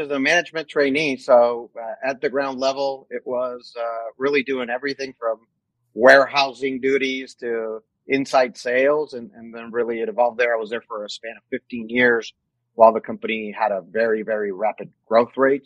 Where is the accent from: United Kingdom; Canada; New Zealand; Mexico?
Mexico; moved away as an adult; also born or lived in New Mexico; now in United States; I actually was born and raised in Mexico. I lived in Mexico till I was 18 years old.